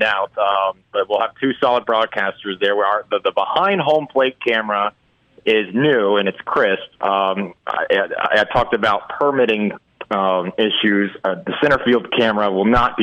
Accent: Pensacola, Florida, United States; moved away; I grew up in Pensacola

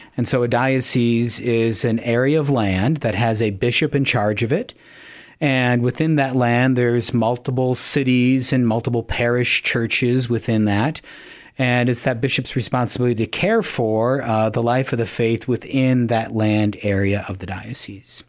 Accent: Yankton, South Dakota, United States; now in Sioux Falls, United States; I'm originally from Yankton, South Dakota, uh, was raised there.

